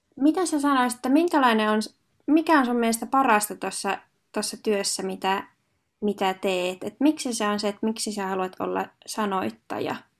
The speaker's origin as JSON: {"language": "Finnish", "town": "Hankasalmi", "region": "Central Finland", "country": "Finland", "said": "mä oon itse Hankasalmelta kotoisin"}